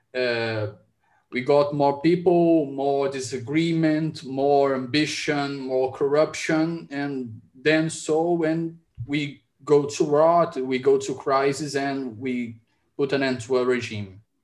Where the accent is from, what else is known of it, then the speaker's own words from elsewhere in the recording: Ceará, Brazil; my home state here, Ceará